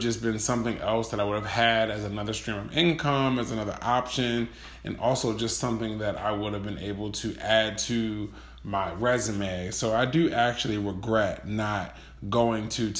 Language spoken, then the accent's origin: English; Baltimore, Maryland, United States; I grew up in Baltimore City, which is a pretty metropolitan city